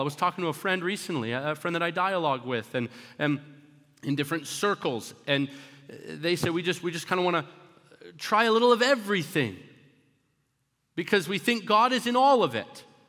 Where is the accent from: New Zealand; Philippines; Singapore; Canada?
Canada; also born or lived in Florida, United States; now in United States; I grew up in Canada and I came over to America.